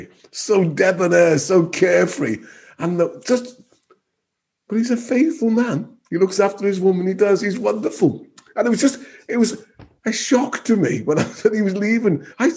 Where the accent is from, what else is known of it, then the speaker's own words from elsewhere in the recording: United Kingdom; I'm British. We live here. This is home.